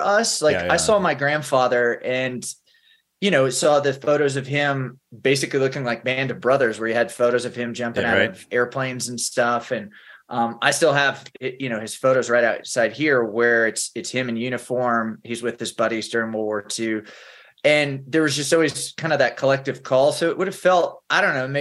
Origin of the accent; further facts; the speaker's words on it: Tulsa, Oklahoma, United States; moved away as an adult; also born or lived in Georgia / North Carolina / Monterey, California / Austin, Texas; now in Colorado Springs, United States; I grew up in Oklahoma. I'm originally from the Tulsa area